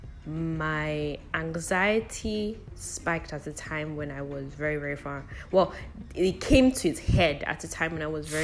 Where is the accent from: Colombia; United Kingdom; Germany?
United Kingdom; also born or lived in Lagos, Nigeria; now in Nigeria; I grew up in the UK